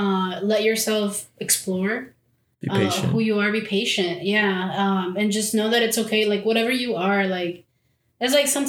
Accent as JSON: {"language": "English", "region": "Mexico City", "country": "Mexico", "said": "because when you tell people like I'm from Mexico City, you're like, oh, it is Chilanga."}